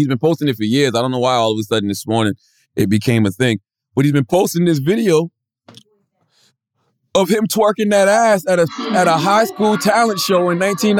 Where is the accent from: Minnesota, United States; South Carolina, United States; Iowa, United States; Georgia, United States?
South Carolina, United States; Moncks Corner; moved away; my birthplace, my hometown is Monk's Corner.